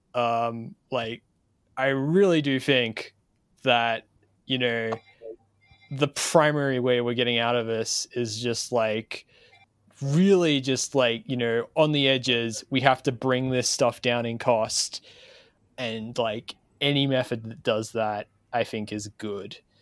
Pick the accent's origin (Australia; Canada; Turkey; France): Australia; as an Australian